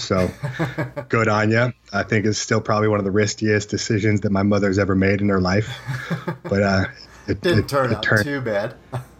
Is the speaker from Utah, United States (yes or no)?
yes; Utah, United States; also born or lived in Atlanta, Georgia / Provo, Utah; I was raised until I was 10 years old in Atlanta, Georgia. I was born in Provo, Utah, but by 9 months old, I was in Atlanta, Georgia. And so I consider myself from the South as well